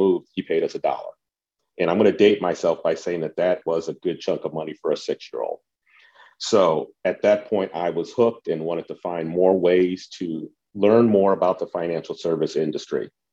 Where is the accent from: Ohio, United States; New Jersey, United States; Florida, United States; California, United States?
Ohio, United States; Cleveland; I grew up in the Cleveland area